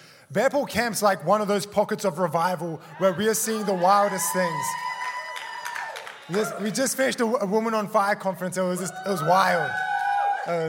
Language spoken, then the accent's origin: English; Australia; also born or lived in South Africa; I'm from Australia. I was originally born in South Africa. Moved to Australia when I was 4 with my family